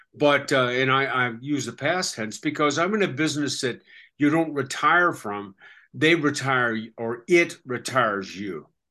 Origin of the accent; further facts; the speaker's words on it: Seattle, Washington, United States; moved away as an adult; also born or lived in Australia; my hometown of Seattle